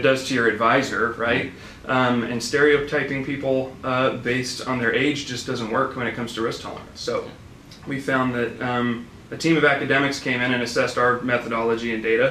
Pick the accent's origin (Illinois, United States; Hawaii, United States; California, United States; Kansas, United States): California, United States; Sacramento; also born or lived in Bay Area / Roseville; I'm a Sacramento guy, pretty much born and raised